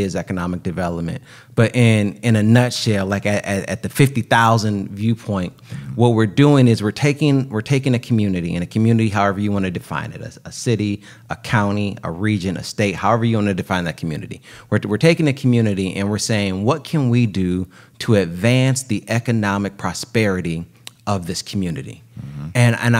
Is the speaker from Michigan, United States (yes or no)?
yes; Pontiac, Michigan, United States; But I was born and raised myself in Michigan.